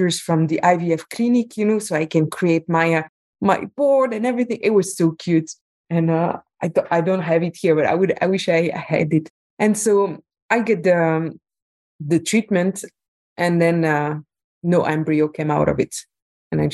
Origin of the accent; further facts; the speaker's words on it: Belgium; moved away as an adult; also born or lived in Qatar; I'm from Belgium, but I was living at the time in Qatar.